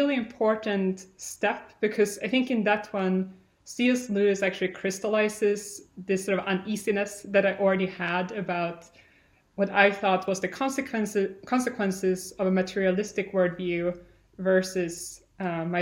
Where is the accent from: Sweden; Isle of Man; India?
Sweden; moved away as an adult; also born or lived in California; as I said, I'm from Sweden. I grew up in a pretty typical Swedish family